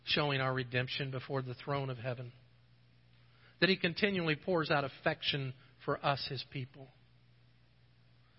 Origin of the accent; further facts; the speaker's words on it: United States; being an American.